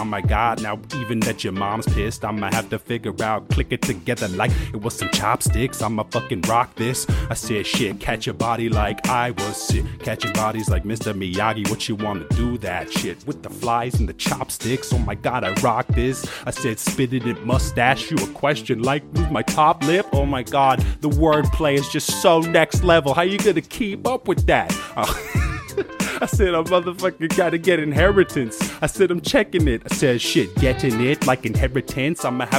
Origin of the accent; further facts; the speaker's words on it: Ireland; No, I grew up in the Ireland countryside. Guarantee shit, I'm a bumpkin